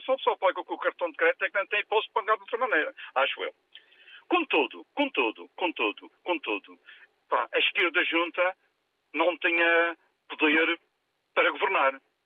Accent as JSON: {"language": "Portuguese", "region": "Madeira", "country": "Portugal", "said": "fiquei extremamente chocado como madeirense"}